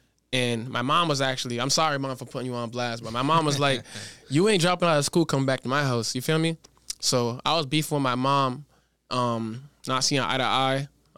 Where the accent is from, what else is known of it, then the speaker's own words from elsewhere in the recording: Providence, Rhode Island, United States; moved away as an adult; also born or lived in Woodstock, Connecticut; now in Los Angeles, United States; I was born on the east side of Providence. Born on the east side of Providence.